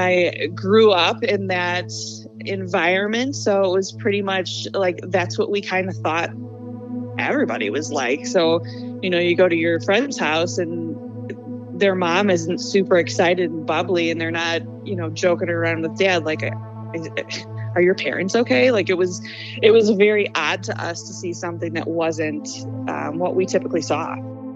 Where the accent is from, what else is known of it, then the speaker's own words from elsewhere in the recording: Cary, Illinois, United States; also born or lived in Arlington Heights, Illinois; I am from Cary, Illinois. I was originally born in Arlington Heights. I think we moved to Cary when I was 2. So I've been in the suburbs of Chicago my entire life